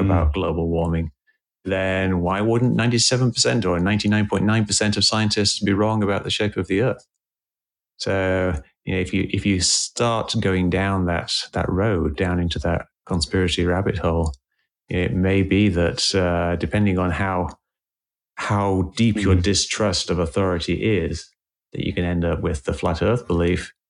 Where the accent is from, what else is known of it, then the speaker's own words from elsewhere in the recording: England, United Kingdom; moved away as an adult; now in United States; I moved to the States. I, I grew up in England